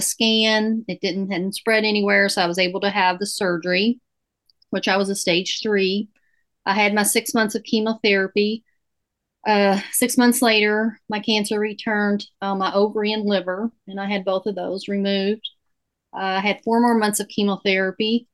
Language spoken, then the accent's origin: English; Louisville, Kentucky, United States; I'm born and raised in Louisville, Kentucky